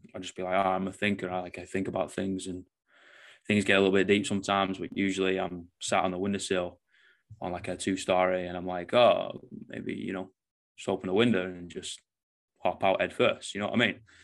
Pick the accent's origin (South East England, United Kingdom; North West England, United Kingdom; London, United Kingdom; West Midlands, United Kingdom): North West England, United Kingdom; Manchester; now in New Zealand; I'm obviously from Manchester, UK, so moved to the other side of the world